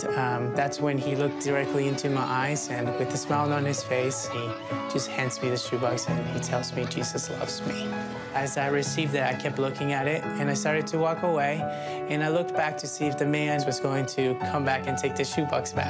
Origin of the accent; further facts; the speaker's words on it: El Salvador; moved away; I'm from El Salvador. I actually don't know much about my own country because I was in an orphanage in the middle of nowhere, and that's where I grew up